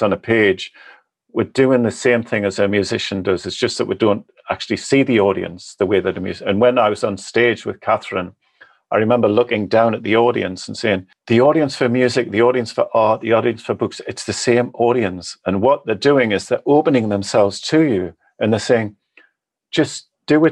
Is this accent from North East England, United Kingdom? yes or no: yes; the North East, North East England, United Kingdom; accent: Northern; moved away